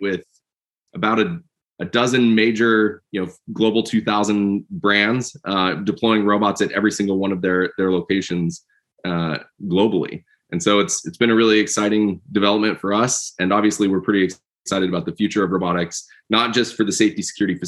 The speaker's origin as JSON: {"language": "English", "region": "Midwest", "country": "United States", "tie": "born or raised there", "also_born_or_lived": "Georgia", "moved": "as an adult", "said": "I grew up out in the Midwest doing computer engineering, electronics, did my PhD at Georgia Tech"}